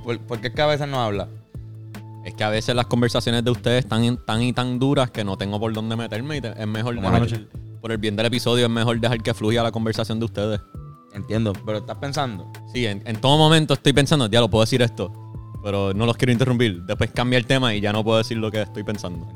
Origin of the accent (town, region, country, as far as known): Puerto Rico